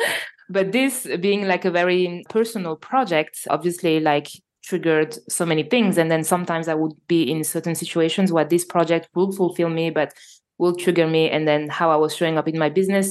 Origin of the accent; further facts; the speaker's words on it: Normandy, France; accent: French; English is a second language; I live in France and so you probably all I can notice my French accent, so I was born in Normandy, so in north of France